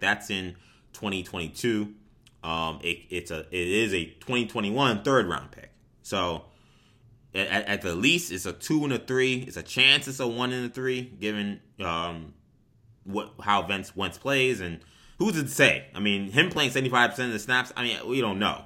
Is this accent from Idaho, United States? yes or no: no; New York City, New York, United States; I'm from Queens